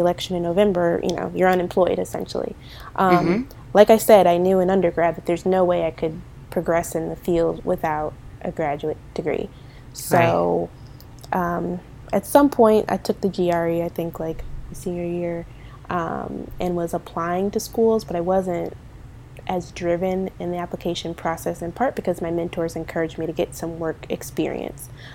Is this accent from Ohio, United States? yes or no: yes; Ohio, United States; moved away; I was from Ohio